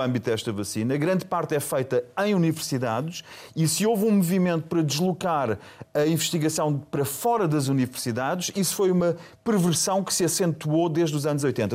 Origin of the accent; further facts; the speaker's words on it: Germany; eu sou alemão